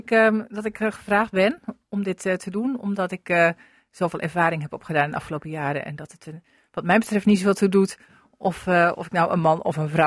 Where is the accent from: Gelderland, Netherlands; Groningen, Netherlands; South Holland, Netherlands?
Groningen, Netherlands; also born or lived in Drenthe; now in Lieveren, Netherlands; dus ik heb een Friese achternaam, zeg ik altijd. Ik ben in Groningen geboren en ik woon al het grootste deel van mijn leven in Drenthe.